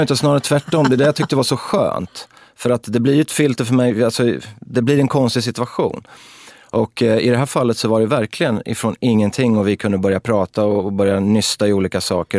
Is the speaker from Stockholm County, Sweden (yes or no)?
no; Örebro, Örebro County, Sweden; vi växte upp på Väster i Örebro